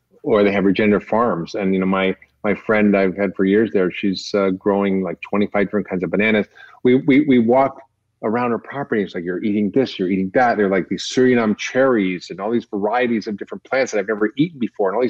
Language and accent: English; Toronto, Ontario, Canada; when I was growing up in Toronto